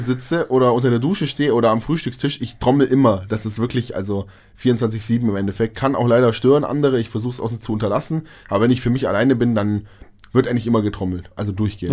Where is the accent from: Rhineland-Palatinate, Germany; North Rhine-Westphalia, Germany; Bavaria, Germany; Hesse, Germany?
Bavaria, Germany; near Munich; wir kommen ja aus Bayern in der Nähe von München